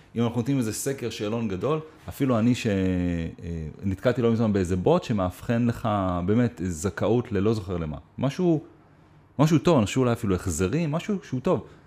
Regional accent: Israel

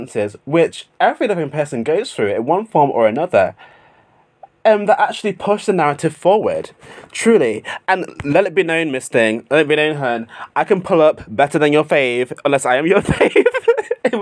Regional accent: United Kingdom; my home country of the United Kingdom

